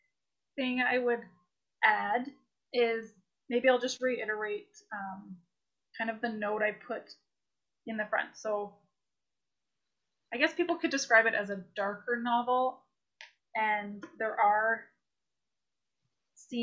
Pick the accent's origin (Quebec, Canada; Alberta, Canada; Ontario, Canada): Ontario, Canada; Toronto; I grew up in Toronto area, Scarborough, Oshawa area